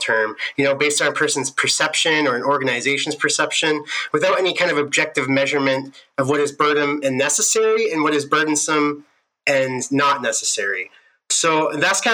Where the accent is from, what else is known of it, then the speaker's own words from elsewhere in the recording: Southern Alberta, Canada; moved away as an adult; now in Edmonton, Canada; I'm from Southern Alberta originally, but now me and my fiance, we're living up here in Edmonton